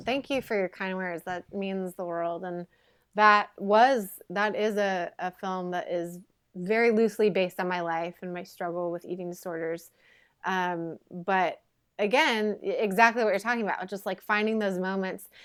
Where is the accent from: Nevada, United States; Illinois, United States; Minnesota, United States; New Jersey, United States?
Illinois, United States; Quincy; moved away as an adult; now in Los Angeles, United States; Quincy is, uh, my hometown, Quincy, Illinois